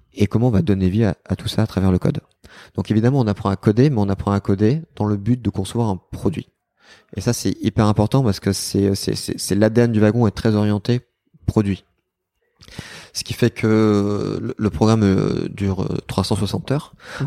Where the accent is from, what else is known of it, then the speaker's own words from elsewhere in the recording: Bordeaux, Nouvelle-Aquitaine, France; j'ai quitté Bordeaux à l'âge de vingt ans, à peu près. Et, euh, et je suis rentré à Bordeaux